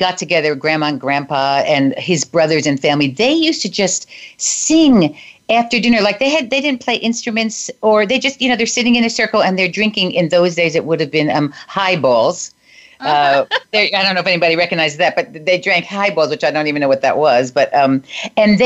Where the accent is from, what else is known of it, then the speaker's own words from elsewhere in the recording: northern New Jersey, United States; actually from New Jersey, northern New Jersey, which you might be able to tell by my very minimal accent